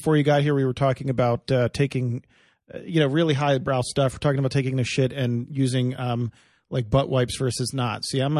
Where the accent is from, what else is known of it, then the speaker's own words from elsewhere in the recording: Philadelphia, Pennsylvania, United States; I grew up outside of Philadelphia